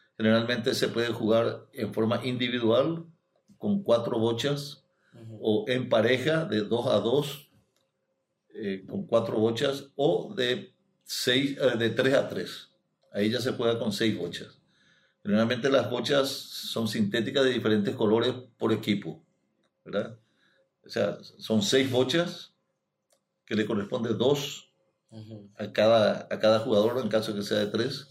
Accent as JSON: {"language": "Spanish", "town": "Villarrica", "region": "Guairá", "country": "Paraguay", "also_born_or_lived": "Corrientes / Asunción", "moved": "as an adult", "lives_now": "Salto del Guairá, Paraguay", "said": "en Villarrica, del lugar de donde soy yo"}